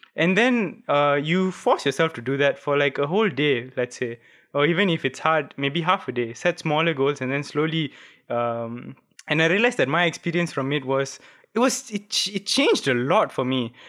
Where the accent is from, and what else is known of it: Malaysia